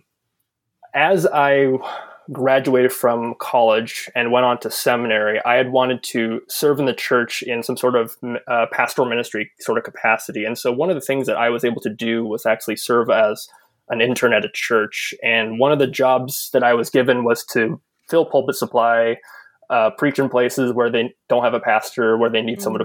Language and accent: English; Southern California, United States; I grew up in Southern California